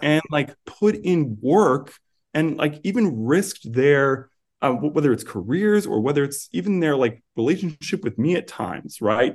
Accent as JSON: {"language": "English", "town": "New York City", "region": "New York", "country": "United States", "tie": "born or raised there", "also_born_or_lived": "New Jersey", "moved": "as an adult", "said": "I grew up on Staten Island"}